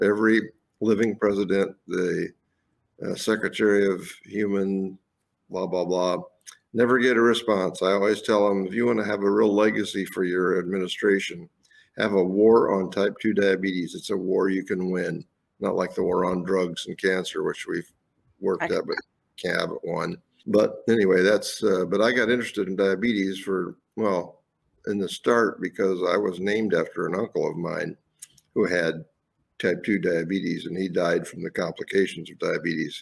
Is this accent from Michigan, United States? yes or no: no; Fort Wayne, Indiana, United States; moved away as an adult; also born or lived in Wisconsin; I was born in Fort Wayne, Indiana. A small working class family